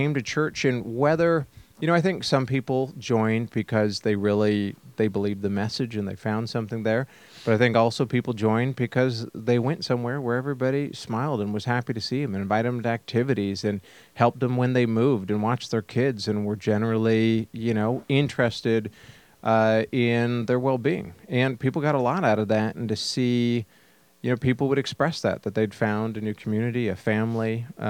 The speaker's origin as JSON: {"language": "English", "region": "the West", "country": "United States", "tie": "born or raised there", "said": "Particularly, I grew up in the West where everybody knows their neighbor."}